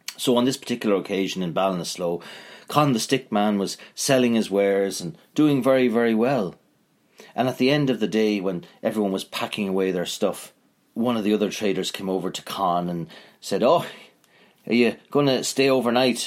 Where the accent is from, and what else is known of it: Northern Ireland, United Kingdom